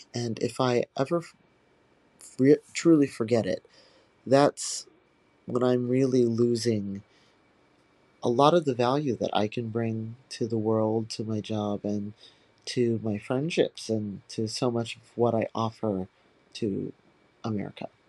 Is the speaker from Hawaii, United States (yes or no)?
yes; Hawaii, United States; moved away as an adult; now in New York City, United States; I was born and raised in Hawaii by my biological parents